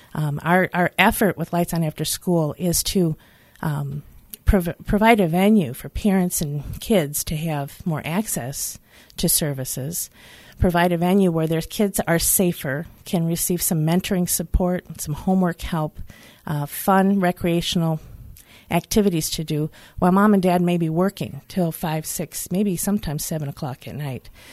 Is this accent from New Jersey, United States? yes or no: no; Detroit, Michigan, United States; I grew up in the Detroit area. And, uh, just off Eight Mile